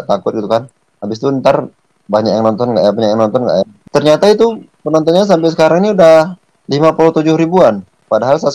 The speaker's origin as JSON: {"language": "Indonesian", "region": "Aceh", "country": "Indonesia", "also_born_or_lived": "Medan", "moved": "as an adult", "lives_now": "Batam, Indonesia", "said": "uh, kita aslinya dari Aceh sih."}